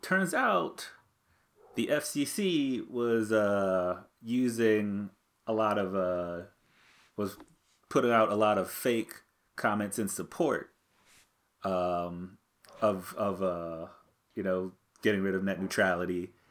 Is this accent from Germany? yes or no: no; America's Roller Coast, Ohio, United States; we grew up on America's rock and roller coast